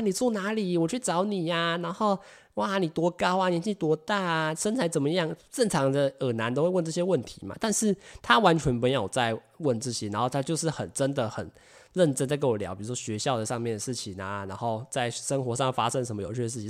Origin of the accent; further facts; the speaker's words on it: Taiwan; 外国的人只要看到我们是台湾人